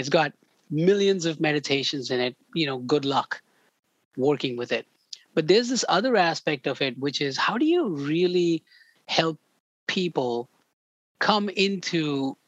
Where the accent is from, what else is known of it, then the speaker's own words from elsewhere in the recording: India; moved away; I grew up in India